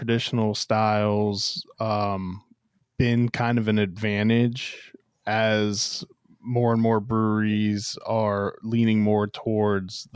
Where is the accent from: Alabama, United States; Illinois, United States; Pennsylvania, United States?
Pennsylvania, United States; Pittsburgh; moved away as an adult; now in Frederick, United States; in 2001, when I moved out of Pittsburgh, it was purely based on I wasn't going to find a job out of college if I stayed in Pittsburgh